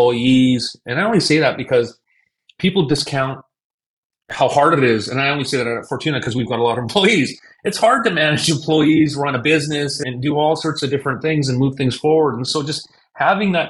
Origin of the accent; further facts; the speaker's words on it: Canada; moved away; I'm originally from Canada. I'm born and raised in Canada